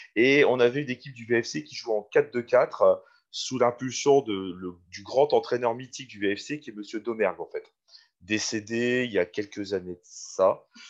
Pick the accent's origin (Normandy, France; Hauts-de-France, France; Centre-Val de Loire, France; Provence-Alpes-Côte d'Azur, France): Hauts-de-France, France; Valenciennes; Je suis né à Valenciennes, j'ai grandi à Valenciennes